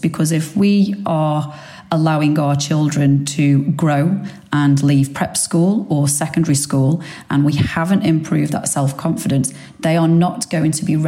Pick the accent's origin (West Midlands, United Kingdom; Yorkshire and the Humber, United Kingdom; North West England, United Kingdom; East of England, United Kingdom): West Midlands, United Kingdom; Stoke-on-Trent; accent: Potter's accent; moved away as an adult; also born or lived in Australia; now in London, United Kingdom; So I'm from Stoke-on-Trent originally. However, I moved away from Stoke-on-Trent to go to university at 18